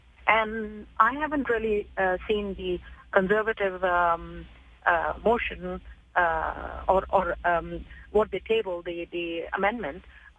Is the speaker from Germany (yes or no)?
no; Canada; Majority is like us, but they mind 9 to 5, their own business, like, as in, I'm a Canadian.